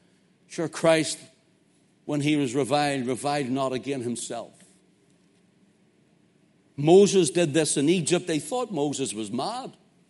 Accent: Belfast, Northern Ireland, United Kingdom; I'm from Belfast, so what do you think?

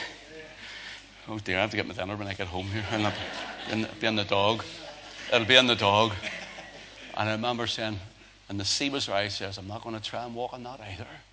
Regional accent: Northern Ireland, United Kingdom; Northern Ireland

